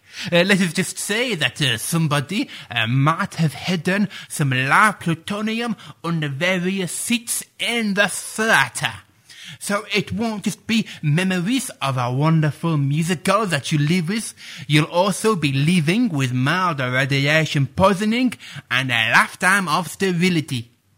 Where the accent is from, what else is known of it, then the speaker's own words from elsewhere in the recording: Sheffield, Yorkshire and the Humber, United Kingdom; But as I'm sure you can tell from my accent, I am Sheffield born and bred.